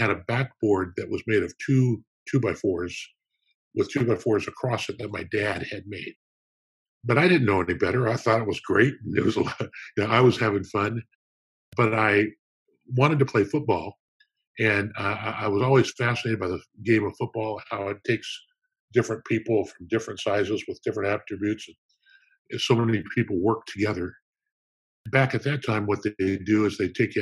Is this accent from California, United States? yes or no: yes; Downey, California, United States; I was born in Downey, California, which is kind of a suburb of Los Angeles